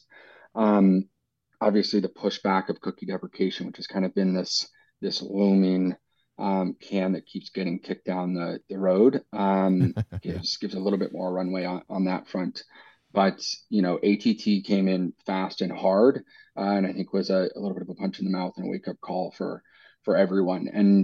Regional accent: United States; moved away as an adult; also born or lived in New York; now in London, United Kingdom; I grew up in the States.

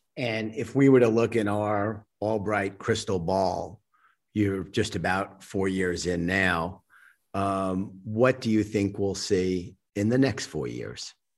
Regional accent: United States; I'm an American

